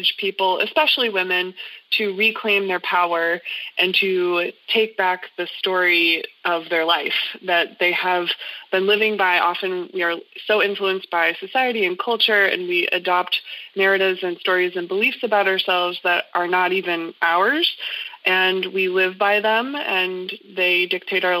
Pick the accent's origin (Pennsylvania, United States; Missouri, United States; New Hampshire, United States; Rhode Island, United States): New Hampshire, United States; now in Greenville, United States; I'm originally from New Hampshire